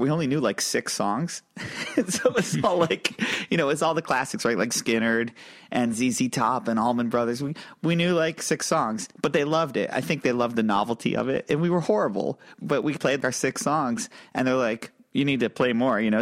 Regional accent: upstate New York, United States; we're both from small towns. I'm from a small town in upstate New York

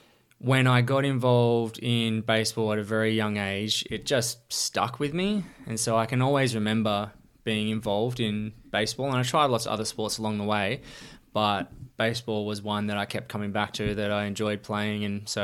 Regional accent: Geelong, Victoria, Australia; I was born in Geelong and grew up on Maitland Street here in Geelong West, where I was sort of the first 18, 19 years of my life

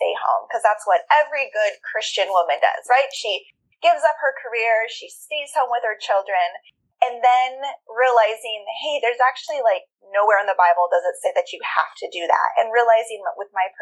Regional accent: Juneau, Alaska, United States; I was born and raised in Juneau, which is the capital

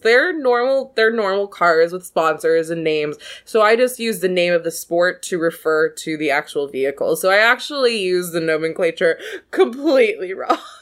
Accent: the South, United States; I grew up in the South

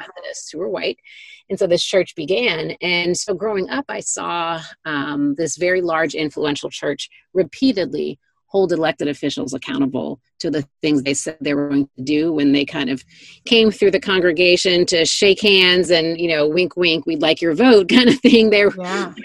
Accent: Detroit, Michigan, United States; I grew up in Detroit, Michigan, in, in the city, in what I would probably call a working class neighborhood

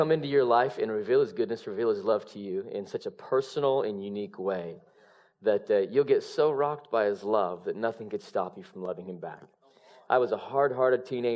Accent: Salt Lake City, Utah, United States; now in Redding, United States; I'm originally born and raised in Salt Lake City, Utah

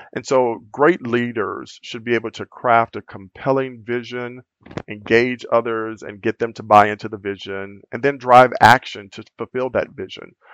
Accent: Louisiana, United States; moved away as an adult; also born or lived in California; now in Minnesota, United States; I'm originally from Louisiana and still classify myself as being a southerner and a country boy, um, which is where I spent most of my life

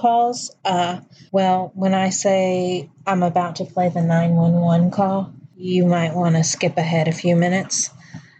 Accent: Texas, United States; I'm from Texas

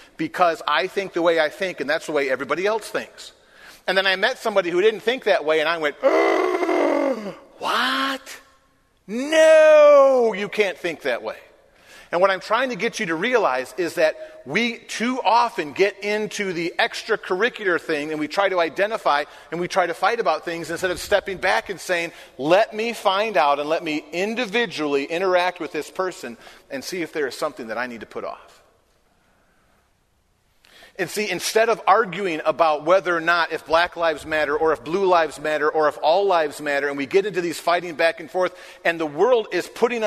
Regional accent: Michigan, United States; moved away; I was raised in Michigan

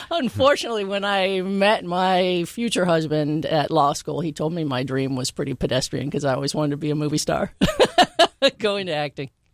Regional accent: San Joaquin Valley, California, United States; I grew up in California, in the San Joaquin Valley, from a huge, boisterous, happy family

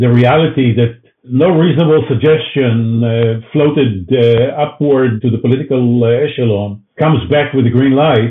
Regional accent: Israel

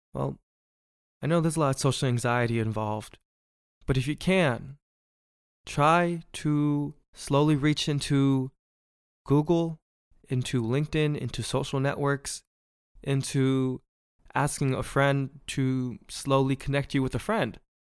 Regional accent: Bay Area, California, United States; I'm from the Bay Area where we really support our own

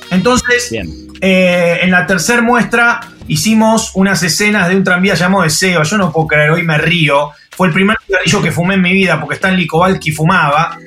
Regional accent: Argentina; soy argentino

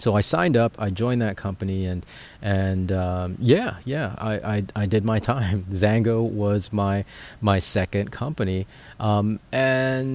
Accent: Philippines; we're from the Philippines

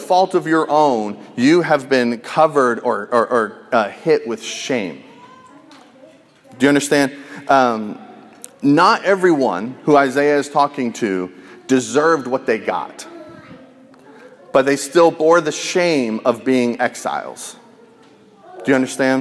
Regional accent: United States; as an American

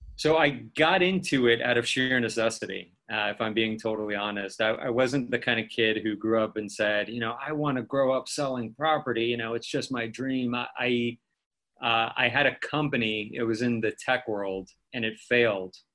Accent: Beverly Hills, California, United States; I grew up in Beverly Hills.

